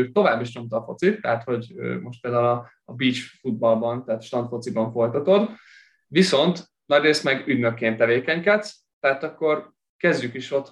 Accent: Kyiv, Ukraine; mindketten Kievben nőttünk fel

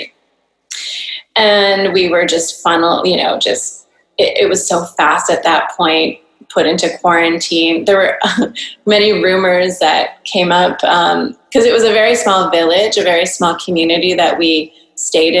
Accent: North Vancouver, British Columbia, Canada; moved away as an adult; also born or lived in San Diego; now in Singapore; I grew up in North Vancouver, Canada

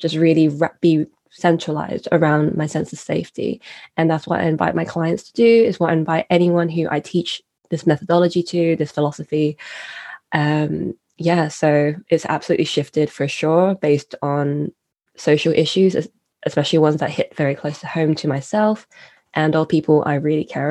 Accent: United Kingdom; I am a British-born citizen

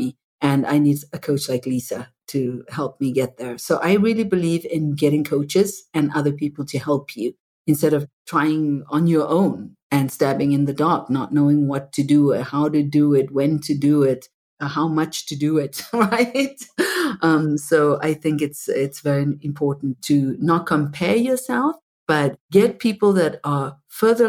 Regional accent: Zimbabwe; moved away; I was brought up in apartheid in Zimbabwe

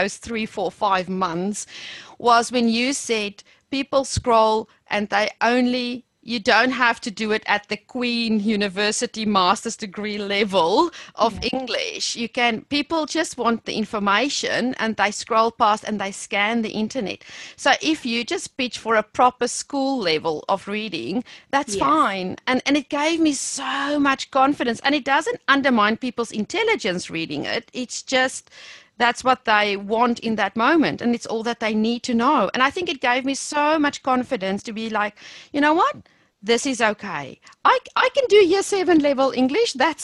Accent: South Africa; accent: South African; moved away as an adult; I think I will never lose my South African accent.

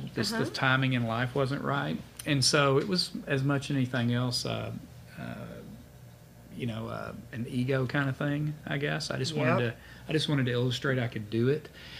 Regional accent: Canton, Texas, United States; I grew up in East Texas, in Canton, home of First Monday.

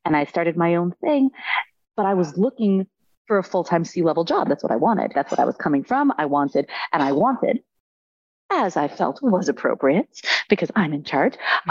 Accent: New York, United States; I'm from New York

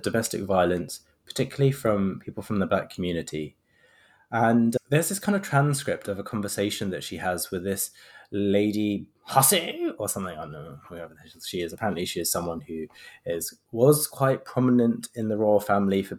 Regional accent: London, United Kingdom; I was born in London, but my parents are from Sri Lanka

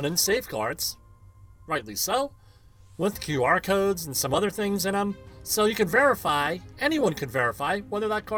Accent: New Jersey, United States; I had been born and raised in New Jersey, attended New Jersey schools exclusively

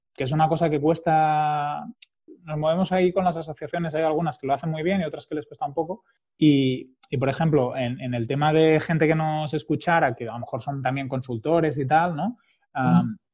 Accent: Barcelona, Catalonia, Spain; also born or lived in Girona; soy de Barcelona, aunque muchos años he estado viviendo en Girona y me siento bastante de, Girona.

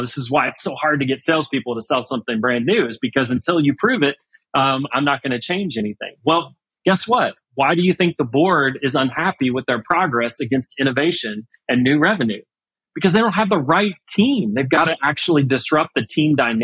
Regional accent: Houston, Texas, United States; I'm from Houston, I grew up in Houston

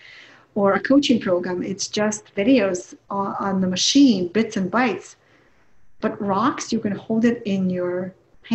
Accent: Ukraine; English is a second language; moved away as an adult; now in United States; I come from the Ukraine

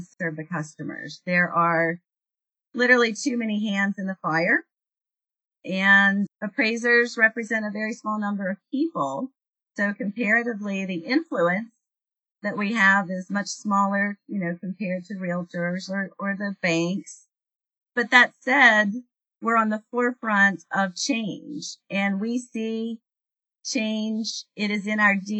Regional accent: West Virginia, United States; working in my hometown

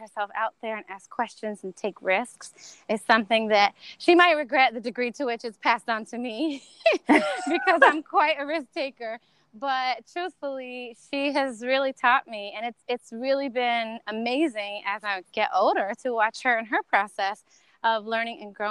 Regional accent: North Carolina, United States; moved away as an adult; also born or lived in Miami / Santo Domingo, Dominican Republic; now in New Orleans, United States; I grew up in North Carolina

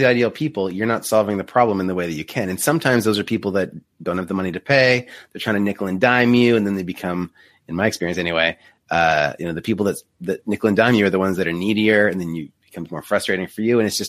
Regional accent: Canada; We are Canadian.

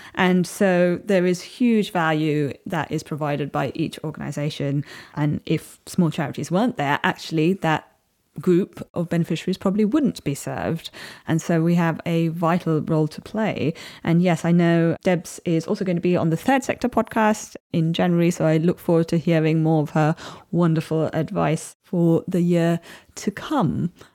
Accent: Chennai, Tamil Nadu, India; moved away; I grew up in India, and although it was in the big city of Chennai

